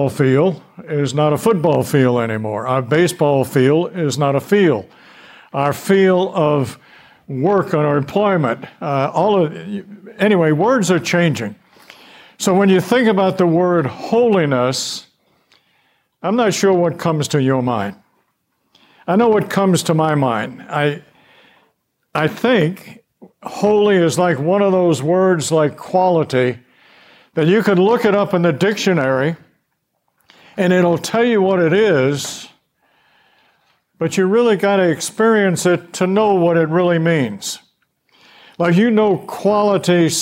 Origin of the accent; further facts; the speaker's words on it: Louisiana, United States; moved away; also born or lived in Knoxville, Tennessee; I came from Louisiana.